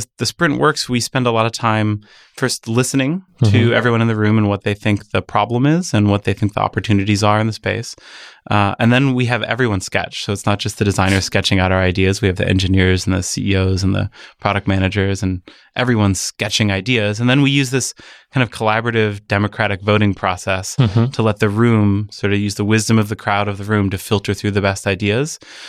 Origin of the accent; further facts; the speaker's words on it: Michigan, United States; born there; also born or lived in Midwest; I was born in Michigan and my family I moved around the Midwest before coming out here.